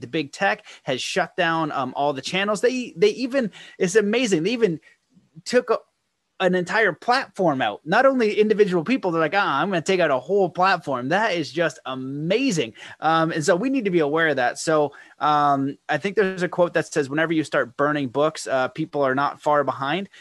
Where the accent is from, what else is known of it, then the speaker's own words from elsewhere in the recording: Canada; being a Canadian person